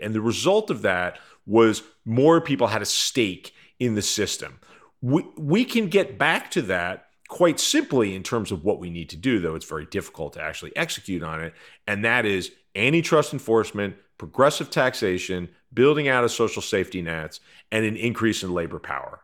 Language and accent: English; United States; as an American